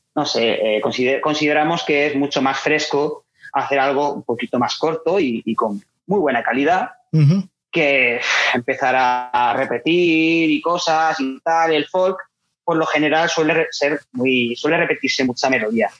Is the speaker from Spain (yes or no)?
yes; Elda, Valencian Community, Spain; que es donde nosotros somos, de Elda.